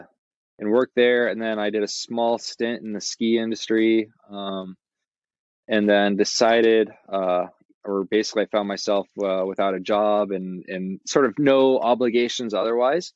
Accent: Eugene, Oregon, United States; I grew up in Eugene, born and raised.

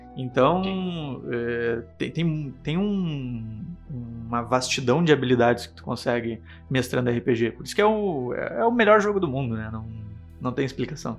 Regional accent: Porto Alegre, Rio Grande do Sul, Brazil; Somos de Porto Alegre

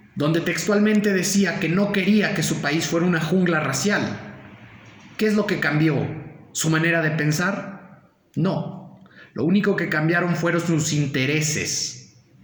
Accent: Mexico; los mexicanos debemos de mantenernos unidos

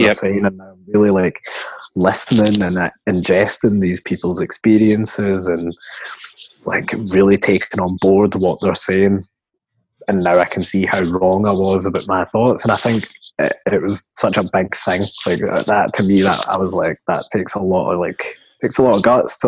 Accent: Coatbridge, Scotland, United Kingdom; I grew up in Coatbridge, like, white family, white friends

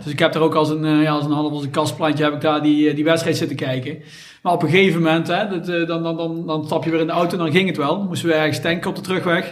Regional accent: Someren, North Brabant, Netherlands; Wij komen allemaal uit Zomeren

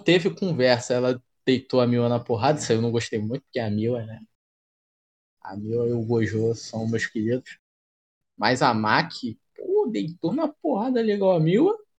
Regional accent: Brazil; vou falar como brasileiro

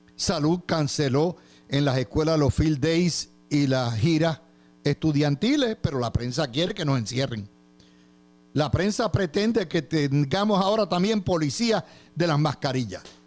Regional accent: Puerto Rico; yo soy boricua

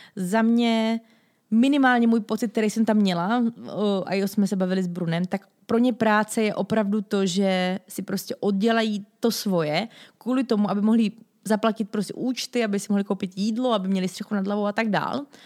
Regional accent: Czechia; jako Češi

